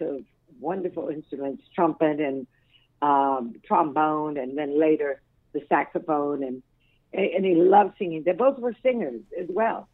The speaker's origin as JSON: {"language": "English", "town": "Denver", "region": "Colorado", "country": "United States", "tie": "born or raised there", "also_born_or_lived": "Dallas, Texas", "said": "I was born in the Rossonia, but um, later lived at Kidder Curtis Park and Emerson and all over but East Denver"}